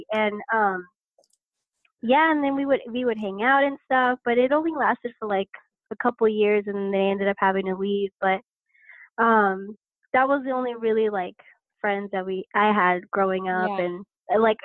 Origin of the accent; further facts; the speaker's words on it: Lancaster, California, United States; I was born actually here in Lancaster, California. I'm still here